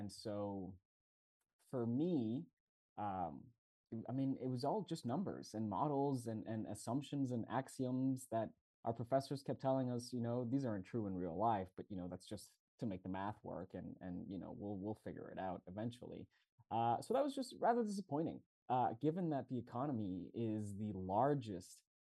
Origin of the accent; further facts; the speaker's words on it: Mexico City, Mexico; moved away as an adult; also born or lived in Montreal, Canada; now in Barcelona, Spain; I'm from Mexico City, Mexico